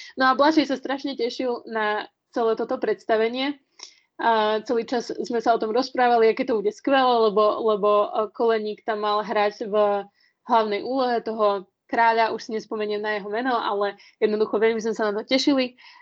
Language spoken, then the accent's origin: Slovak; Slovakia; sme ako Slováci